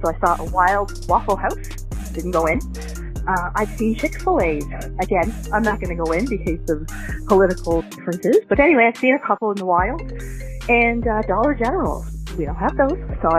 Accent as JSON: {"language": "English", "region": "Nova Scotia", "country": "Canada", "said": "When I left my home province of Nova Scotia"}